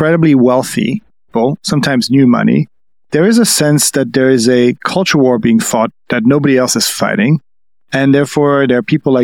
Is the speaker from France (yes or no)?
yes; France; I'm French.